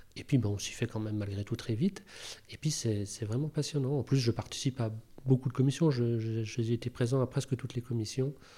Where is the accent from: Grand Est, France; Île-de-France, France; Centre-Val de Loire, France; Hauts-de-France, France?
Grand Est, France; Rambervillers; now in Thonon-les-Bains, France; Je suis né dans les Vosges, à Rambervillers